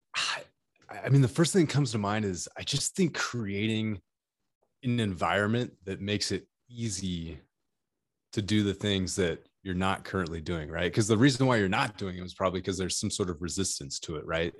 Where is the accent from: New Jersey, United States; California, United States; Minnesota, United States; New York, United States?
California, United States; I'm from California